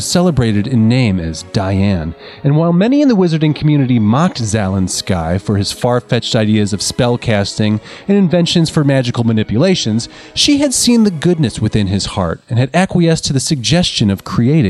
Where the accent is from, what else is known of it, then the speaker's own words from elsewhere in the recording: United States; I thought I would do a little cross-culture exchange and share some of the stories that I grew up with in the United States of America.